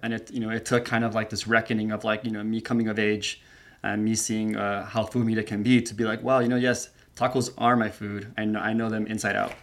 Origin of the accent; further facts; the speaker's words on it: United States; I grew up here in the States